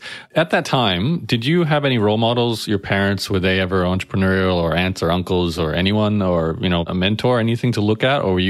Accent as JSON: {"language": "English", "town": "Brisbane", "region": "Queensland", "country": "Australia", "tie": "born or raised there", "said": "I'm thinking back to my own experience growing up in Brisbane"}